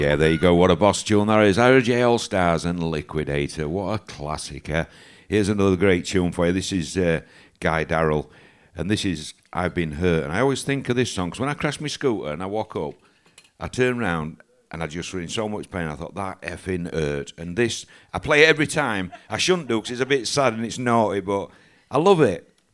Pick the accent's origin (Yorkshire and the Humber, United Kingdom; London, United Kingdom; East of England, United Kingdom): Yorkshire and the Humber, United Kingdom; I'm from Yorkshire